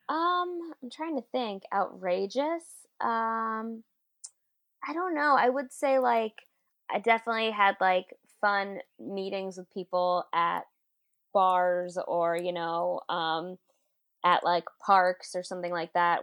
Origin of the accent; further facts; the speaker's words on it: New York City, New York, United States; also born or lived in Brooklyn; born and raised in Queens. Now I live in Brooklyn.